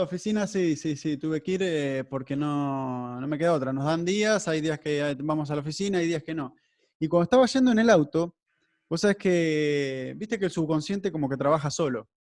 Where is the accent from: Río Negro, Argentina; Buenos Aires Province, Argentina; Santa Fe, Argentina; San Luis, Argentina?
Buenos Aires Province, Argentina; Nueve de Julio; moved away; also born or lived in Mar del Plata; el 9 de julio, que es una ciudad donde yo nací, pero ya no vivía ahí, yo vivía en Mar del Plata